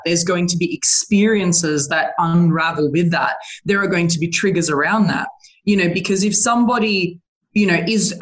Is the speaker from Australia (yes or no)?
yes; Australia; I'm an Australian